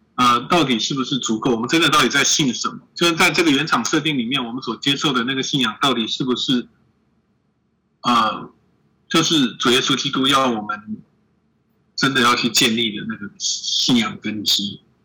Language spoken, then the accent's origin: Chinese; Taiwan; 我们台湾人